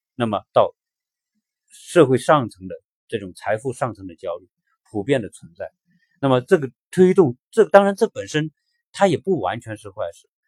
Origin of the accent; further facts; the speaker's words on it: China; 我们中国人的这一代，在改，改革开放成长以来的这一代人